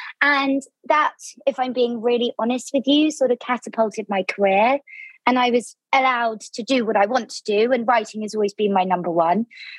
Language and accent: English; Devon, South West England, United Kingdom; moved away as an adult; also born or lived in London / Bristol; So I grew up in Devon in the southwest of the UK, which is so beautiful and been a huge inspiration for my new book, I might add. So I grew up there, kind of small town, seaside vibes, and I just had this obsession with living in London.